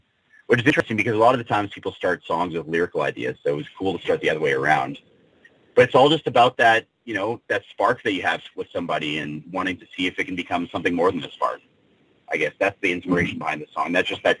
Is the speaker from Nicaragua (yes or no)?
no; Canada; we're all Canadian.